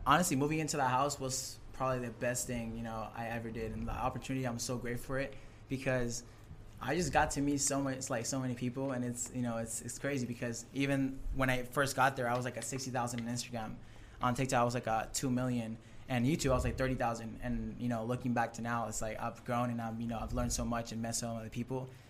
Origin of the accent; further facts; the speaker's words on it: San Diego, California, United States; also born or lived in Tijuana, Mexico; I grew up in San Diego, and I lived in um, Tijuana, Mexico